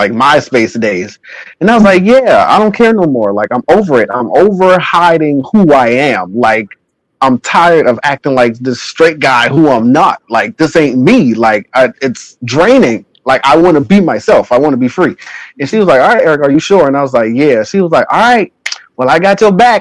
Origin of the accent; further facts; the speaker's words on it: Charleston, South Carolina, United States; I grew up in Charleston, South Carolina